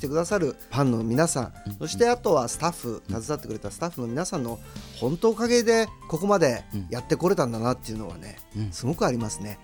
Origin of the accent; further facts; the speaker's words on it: Kanto, Japan; 僕ら関東の人間